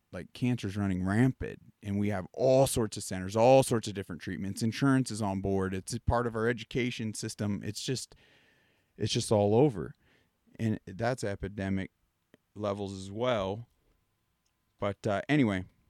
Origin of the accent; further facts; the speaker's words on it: Pennsylvania, United States; I grew up on the East Coast, and it almost was a ritual as kids. Like, in our Pennsylvania, we had some acres